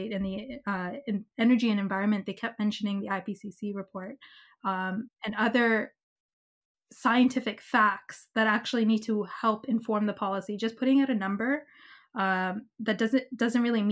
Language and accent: English; Canada; as a Canadian citizen